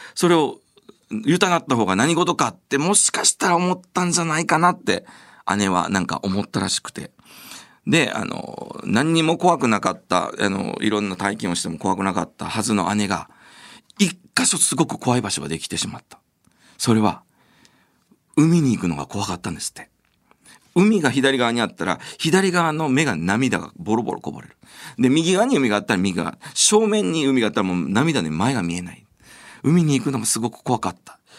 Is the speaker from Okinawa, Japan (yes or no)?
yes; Okinawa, Japan; 僕はあの沖縄出身